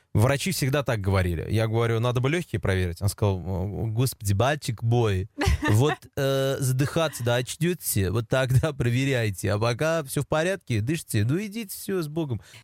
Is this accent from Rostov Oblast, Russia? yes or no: no; Kazan, Tatarstan, Russia; я жил у себя роди с родителями в поселке Дербышки